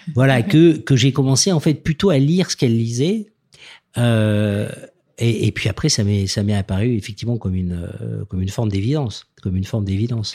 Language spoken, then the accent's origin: French; Toulouse, Occitania, France; venant de Toulouse, moi je suis né dans le Sud-Ouest, donc je, c'est vrai j'ai, voilà, j'ai vécu un peu dans, dans l'univers des canards